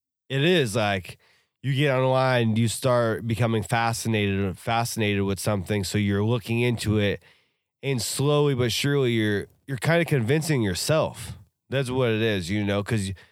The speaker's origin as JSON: {"language": "English", "region": "Pacific Northwest", "country": "United States", "said": "we're from the Pacific Northwest"}